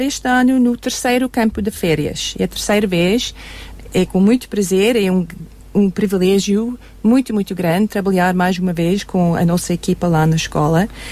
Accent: South Africa; Portuguese is a second language; also born or lived in Germany; now in Portugal; sou alemã, mas cresci na África do Sul.

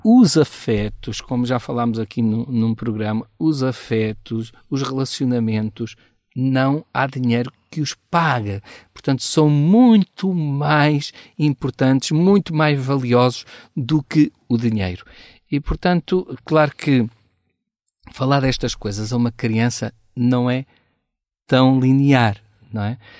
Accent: Portugal; como bom português

